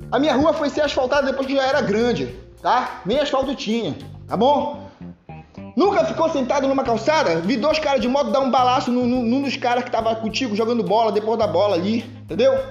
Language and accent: Portuguese; Belém, Pará, Brazil; Para quem não sabe, eu nasci na periferia em Belém, na Terra Firme, na nossa passagem Nossa Senhora das Graças, uma das ruas mais perigosas daqui do, do, do, da cidade, entendeu?